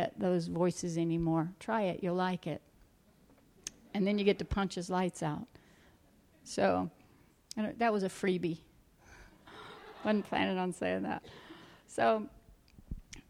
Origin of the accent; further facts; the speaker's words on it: South Georgia, United States; moved away; I'm from South Georgia where it's hot, was from South Georgia.